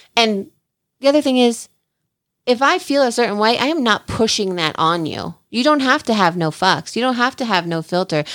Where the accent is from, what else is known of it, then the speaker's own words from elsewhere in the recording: New Jersey, United States; I'm the girl from Jersey